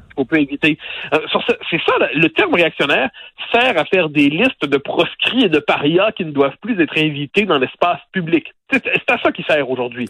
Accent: Quebec, Canada; je suis québécois

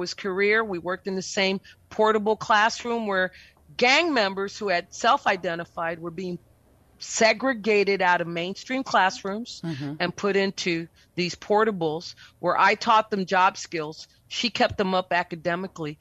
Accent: Brownsville, Texas, United States; moved away as an adult; also born or lived in Vermont / Austin, Texas; now in San Antonio, United States; I'm originally from Brownsville, Texas, which is the southernmost tip of Texas. I was born and raised down there

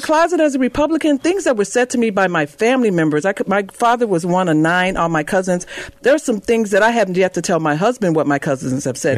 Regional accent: Chicago, Illinois, United States; I grew up on the West Side

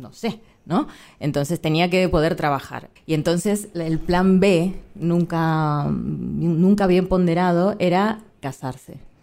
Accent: Argentina; moved away as an adult; now in Spain; Soy argentina

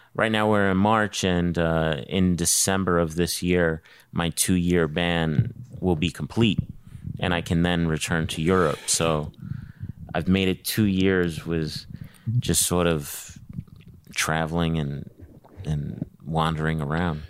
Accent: New York City, New York, United States; moved away as an adult; I'm from New York City

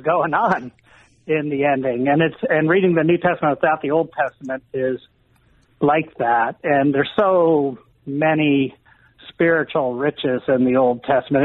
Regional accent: Columbus, Ohio, United States; growing up in Columbus, Ohio

